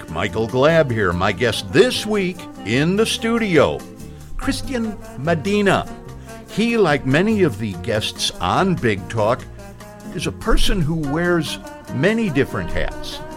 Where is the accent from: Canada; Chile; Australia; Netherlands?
Chile; Arica, Arica y Parinacota; moved away as an adult; now in Indiana, United States; And that's where Arica is. That's where I grew up.